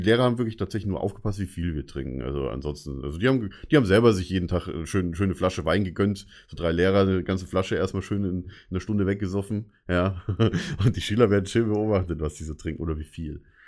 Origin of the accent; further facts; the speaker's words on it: Bavaria, Germany; Ich bin in Bayern aufgewachsen